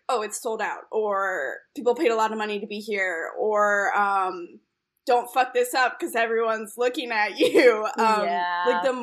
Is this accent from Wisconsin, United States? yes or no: no; Philadelphia, Pennsylvania, United States; moved away as an adult; now in Chicago, United States; I'm from Philadelphia, so I used to play like on the sidewalk in Philly when I was a kid